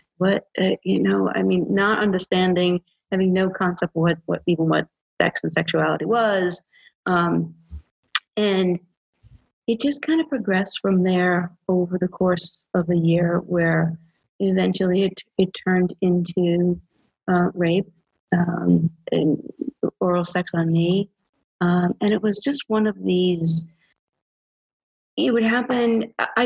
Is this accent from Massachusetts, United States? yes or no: yes; Massachusetts, United States; moved away as an adult; now in Georgia, United States; I'm from Massachusetts, but I've been living in Georgia for the last 5 years